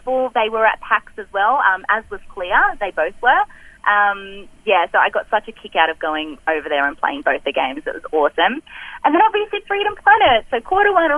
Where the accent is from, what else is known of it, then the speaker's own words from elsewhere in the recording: Australia; accent: Australian; I'm Australian